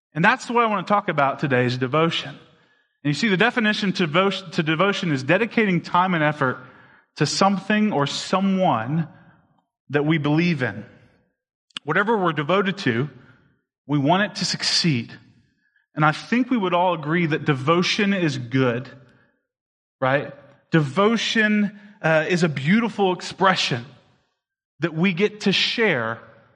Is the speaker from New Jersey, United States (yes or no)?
no; Tazewell, Tennessee, United States; also born or lived in West Lafayette, Indiana; I moved from West Lafayette, Indiana, to a small little hick town outside of Knoxville, Tennessee, called Tazewell, Tennessee. That's where I grew up